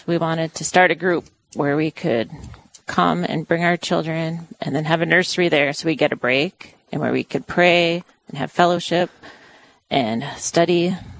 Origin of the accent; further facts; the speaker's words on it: Duluth, Minnesota, United States; I grew up in Duluth, in Morgan Park